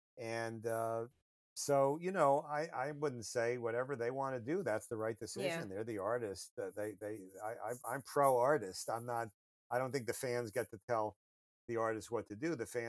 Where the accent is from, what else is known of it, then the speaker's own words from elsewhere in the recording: United States; the U.S. is a pretty big place and it's my home country